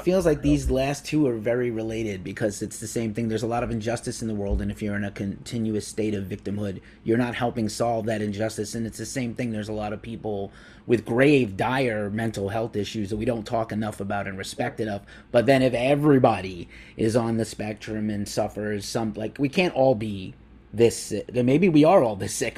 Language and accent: English; East Coast, United States; now in San Francisco, United States; I'm from the East Coast, but I live in San Francisco officially